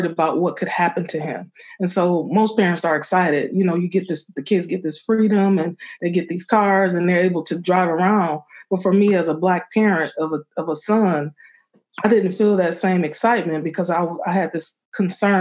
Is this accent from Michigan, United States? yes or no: yes; Benton Harbor, Michigan, United States; I grew up in Benton Harbor.